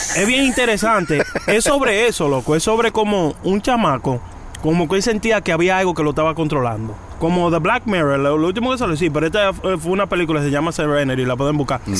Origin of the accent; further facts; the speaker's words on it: New York, United States; also born or lived in Dominican Republic; yo me crié en Nueva York